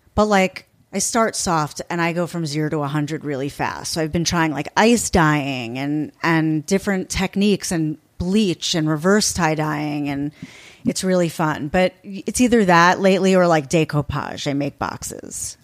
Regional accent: East Coast, United States; now in Los Angeles, United States; I'm from the East Coast, so I say Mos

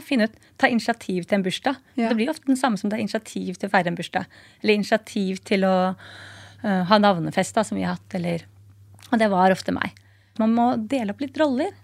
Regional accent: Nesodden, Akershus, Norway; now in Oslo, Norway; Jeg kommer fra Nesodden, bor i byen på Torshov Sandaker

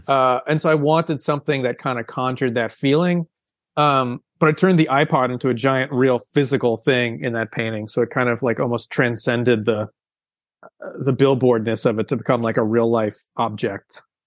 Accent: outside of Boston, Massachusetts, United States; I grew up outside of Boston

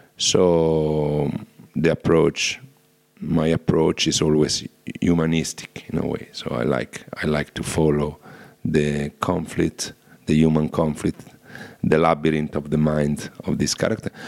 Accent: Rome, Lazio, Italy; I'm from Rome

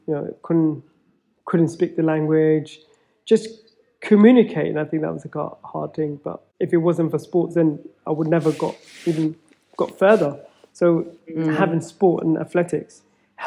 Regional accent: Feltham, London, United Kingdom; growing up in Feltham

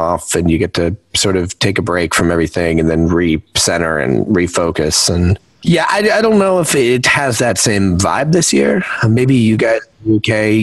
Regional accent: New Jersey, United States; now in Los Angeles, United States; I'm from New Jersey

